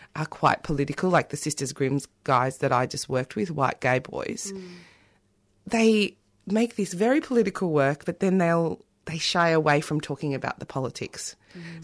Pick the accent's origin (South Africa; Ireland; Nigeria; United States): South Africa; now in Australia; I'm also South African